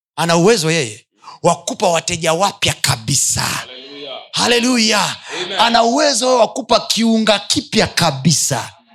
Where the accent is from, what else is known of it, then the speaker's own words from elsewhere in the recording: Chagga land, Kilimanjaro, Tanzania; kule kwetu uchagani wachaga wengi